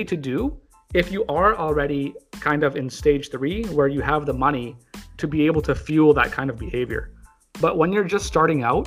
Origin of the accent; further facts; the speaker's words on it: Canada; as a Canadian